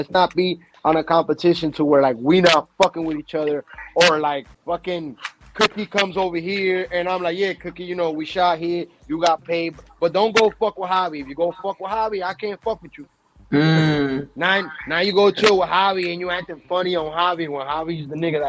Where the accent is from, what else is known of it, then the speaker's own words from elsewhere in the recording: New York, United States; Because I'm from New York. New York is not known for porn unless it's LGBT.